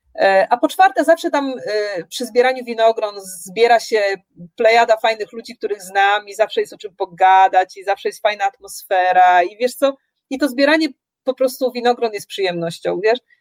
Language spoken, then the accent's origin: Polish; Poland; moved away as an adult; now in Nelson, New Zealand